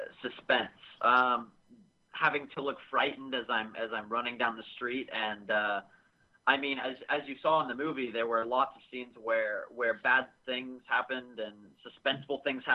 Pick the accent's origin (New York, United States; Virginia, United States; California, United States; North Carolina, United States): California, United States; Sacramento; also born or lived in Canada / Los Angeles; Well, I was originally born in California. When I was about 3 years old, I moved up to Canada, up to the West Coast, and I lived there for about 7 years, and when I was about 11, I came back to Sacramento, where I was born